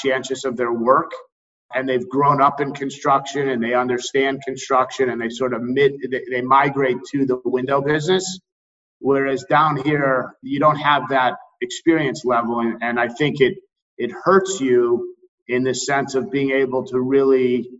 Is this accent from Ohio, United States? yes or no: yes; Ohio, United States; moved away as an adult; also born or lived in Cleveland, Ohio; now in Florida, United States; I'm originally from Ohio